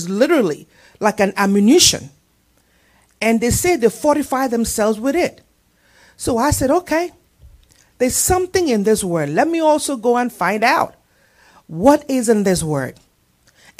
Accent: Nigeria; moved away; In my country where I come, I'm a Nigerian

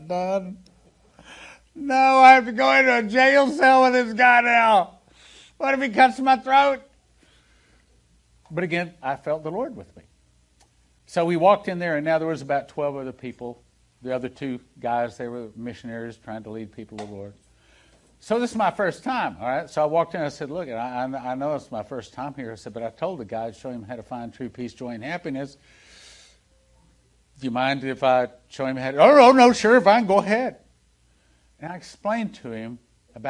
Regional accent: Texas, United States; moved away; I'm from Texas. I grew up in Texas

